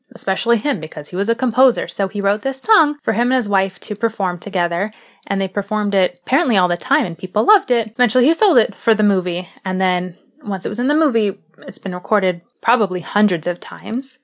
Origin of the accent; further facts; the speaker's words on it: United States; I am an American